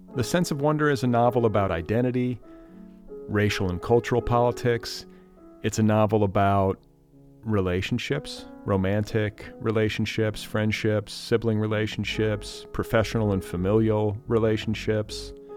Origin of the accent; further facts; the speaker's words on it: Indiana, United States; I grew up in Indiana.